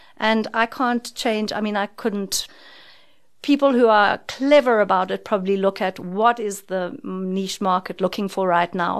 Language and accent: English; South Africa; as a South African